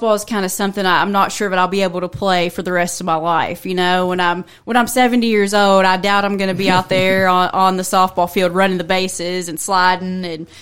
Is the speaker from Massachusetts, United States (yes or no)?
no; Morehead, Kentucky, United States; moved away as an adult; also born or lived in Barbourville, Kentucky; I'm originally from Eastern Kentucky, born and raised in Moorhead and Rowan County